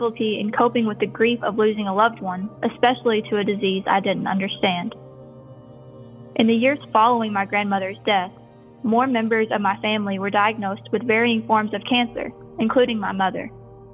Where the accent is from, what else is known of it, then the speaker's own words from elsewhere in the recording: Stanton, Kentucky, United States; I grew up in Stanton, Kentucky.